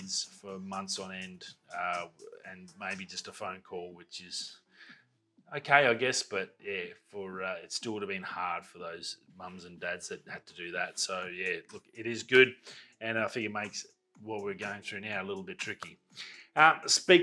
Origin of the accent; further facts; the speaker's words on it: Darwin, Northern Territory, Australia; growing up in Darwin, like, I know the city back to front